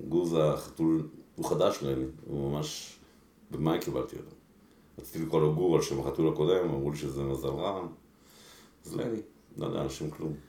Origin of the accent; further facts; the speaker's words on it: Israel; also born or lived in Mexico City, Mexico; עלינו לארץ כשהייתי ממש קטן, הייתי בן חמש, אה, לקיבוץ אנדור